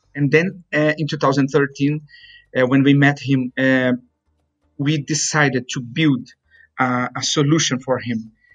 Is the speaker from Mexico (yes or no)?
no; Brazil; moved away; my hometown in Brazil